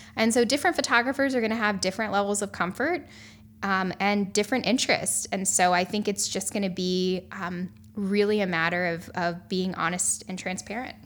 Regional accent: North Carolina, United States; I grew up in North Carolina, and I've spent most of my life on the East Coast.

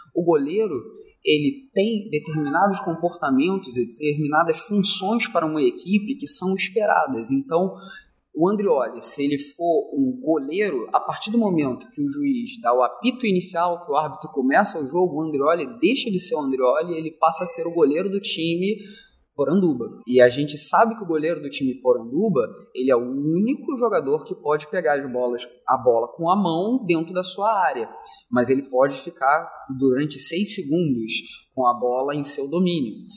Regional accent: Rio de Janeiro, Brazil; eu sou da zona norte do Rio de Janeiro, sou cria do Complexo do Alemão.

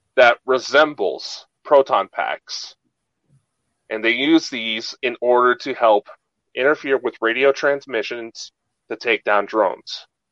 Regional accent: United States; I'm American

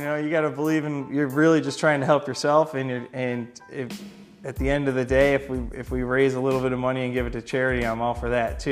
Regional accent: Rochester, New York, United States; I'm from Rochester

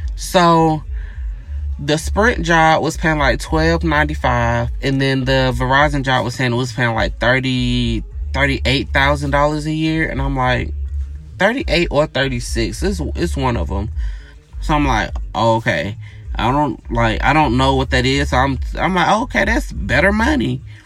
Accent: Gainesville, Georgia, United States; I grew up in a small town, right? I'm from Gainesville, Georgia, which is like north of Atlanta

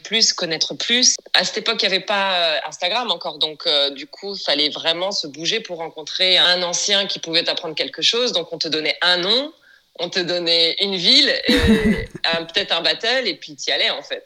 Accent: France; moved away as an adult; now in Los Angeles, United States; Je suis française et je vis à présent à Los Angeles. Ça fait maintenant plus de dix ans.

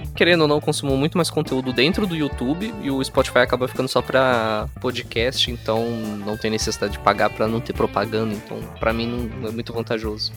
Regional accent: Brazil; nós que somos brasileiros

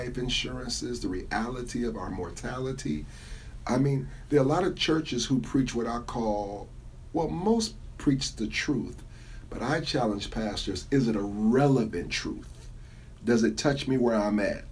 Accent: Cleveland, Ohio, United States; I grew up there. I grew up in the Corlette area

